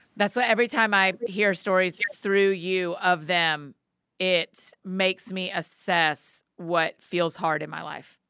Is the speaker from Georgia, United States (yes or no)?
yes; Marietta, Georgia, United States; Marietta, my hometown